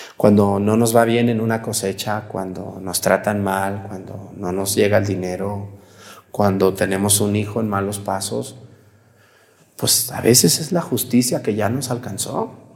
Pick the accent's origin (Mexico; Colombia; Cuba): Mexico; moved away; Cuando yo voy a mi pueblo allá en Mestigacán, yo llego a la casa de mis abuelos que ya no viven, donde yo crecí